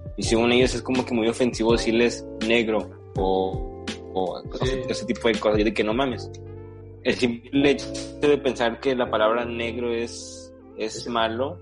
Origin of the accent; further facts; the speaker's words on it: Mexico; en México somos, o sea, que mayormente morenos